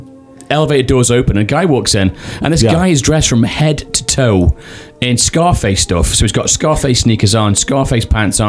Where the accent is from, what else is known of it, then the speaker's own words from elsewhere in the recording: United Kingdom; I'm a Brit.